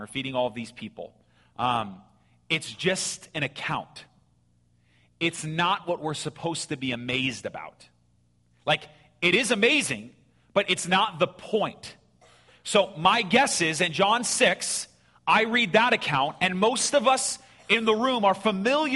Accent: Phoenix, Arizona, United States; where I grew up in Sunny Slope.

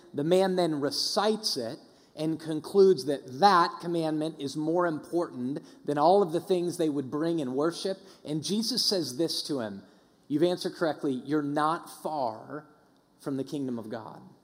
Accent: Denver, Colorado, United States; I grew up in Denver

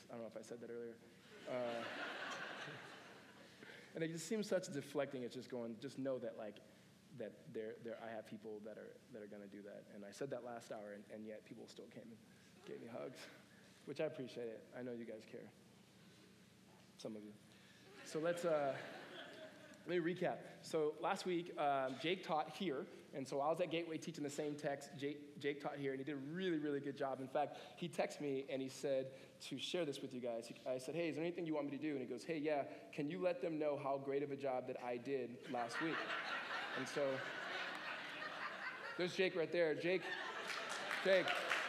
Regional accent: United States; And by we, I mean America, but just in case you thought I was from the Netherlands.

